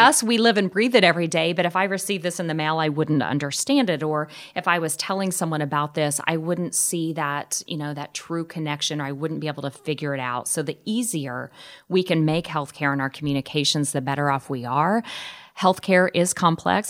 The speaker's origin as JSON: {"language": "English", "town": "Wellington", "region": "Kansas", "country": "United States", "tie": "born or raised there", "moved": "yes", "lives_now": "Omaha, United States", "said": "my hometown of Wellington, Kansas, a town of about eight or nine thousand"}